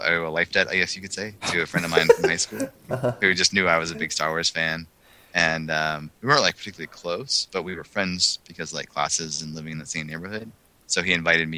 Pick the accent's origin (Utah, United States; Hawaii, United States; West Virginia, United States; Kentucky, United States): Kentucky, United States; Lexington; moved away; also born or lived in Atlanta; I grew up in Lexington, Kentucky.